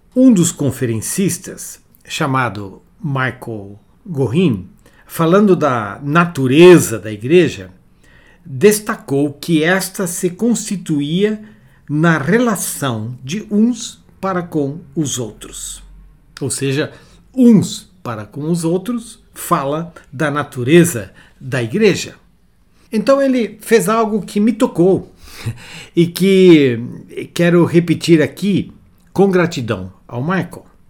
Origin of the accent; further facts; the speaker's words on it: Brazil; como brasileiros